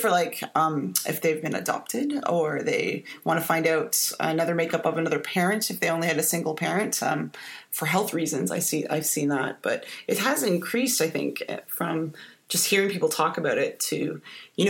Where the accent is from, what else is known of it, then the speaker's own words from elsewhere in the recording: Canada; now in Texas, United States; I'm from Canada, and I know my father is from Italy, and my mom is Canadian